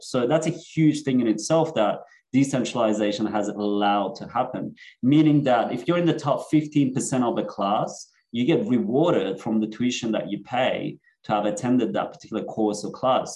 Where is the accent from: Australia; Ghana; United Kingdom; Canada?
Australia; Sydney, New South Wales; born or raised there; also born or lived in Iran / Netherlands / Germany / Cyprus